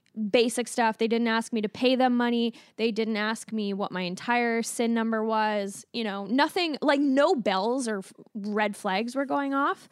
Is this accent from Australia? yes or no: no; Alberta, Canada; when I was growing up in Berta.